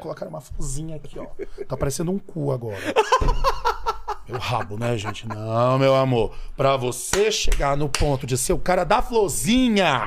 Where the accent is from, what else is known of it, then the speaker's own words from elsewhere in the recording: São Luís, Maranhão, Brazil; moved away; sou do Maranhão, sou natural de São Luís do Maranhão